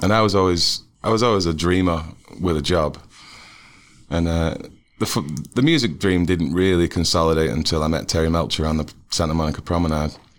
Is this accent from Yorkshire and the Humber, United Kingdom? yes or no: no; Manchester, North West England, United Kingdom; also born or lived in Kansas City; now in Ohio, United States; I grew up in Manchester, England